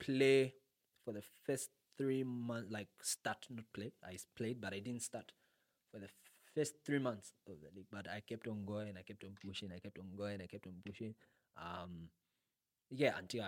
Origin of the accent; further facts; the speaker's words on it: Zambia; I'm from Riverside